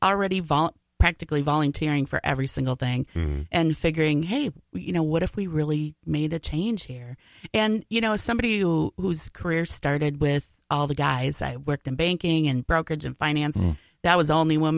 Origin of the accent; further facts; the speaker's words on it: Coon Rapids, Minnesota, United States; Originally, I'm from the amazing city of Coon Rapids, Minnesota.